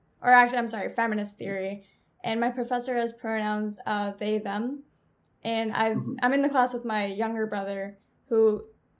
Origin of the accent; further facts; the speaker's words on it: New York, United States; I'm from New York